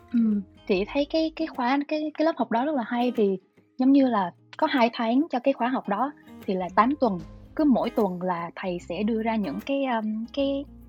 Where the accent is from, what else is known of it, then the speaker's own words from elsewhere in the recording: Long Khanh, Dong Nai, Vietnam; moved away as an adult; chị xuất thân từ Long Khánh á